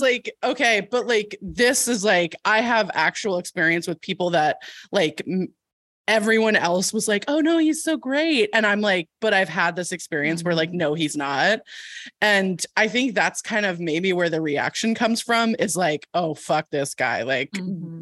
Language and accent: English; California, United States; I'm from California